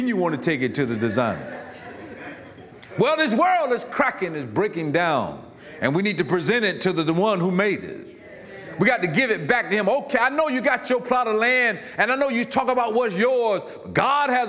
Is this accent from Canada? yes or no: no; Florida, United States; I'm from Florida, and I was raised in a house where we didn't have AC until I turned 16 or 17.